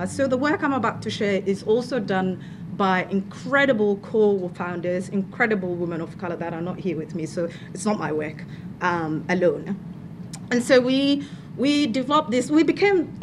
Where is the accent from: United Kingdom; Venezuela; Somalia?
Somalia; moved away as an adult; now in Victoria, Australia; I am from Somalia. I've lived here for 10 years, came here as an international student